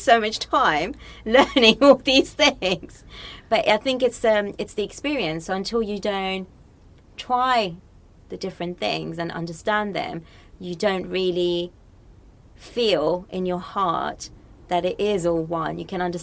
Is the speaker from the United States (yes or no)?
no; Morocco; I was born and brought up in Morocco